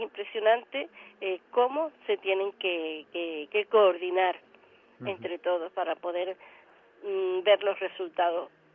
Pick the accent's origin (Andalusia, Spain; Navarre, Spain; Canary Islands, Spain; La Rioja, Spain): Canary Islands, Spain; siendo como somos Canarias